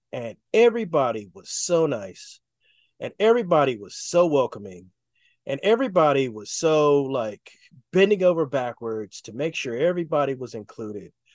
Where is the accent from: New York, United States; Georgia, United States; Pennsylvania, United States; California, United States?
California, United States; Oakland; moved away as an adult; now in Los Angeles, United States; I grew up in the Bay Area